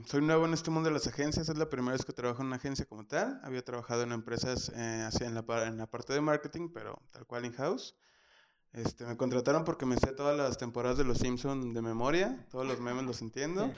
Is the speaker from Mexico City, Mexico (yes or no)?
no; Guadalajara, Jalisco, Mexico; De Guadalajara también